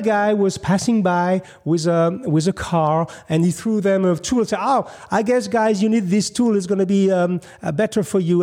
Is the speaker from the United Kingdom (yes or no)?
no; Paris, Île-de-France, France; moved away as an adult; now in United States; I'm from Paris